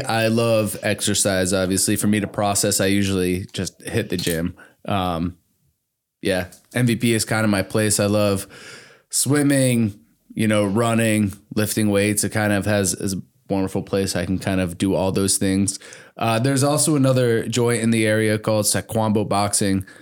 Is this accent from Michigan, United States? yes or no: yes; Hamilton, Michigan, United States; also born or lived in New Jersey; I did go to high school and middle school in Hamilton.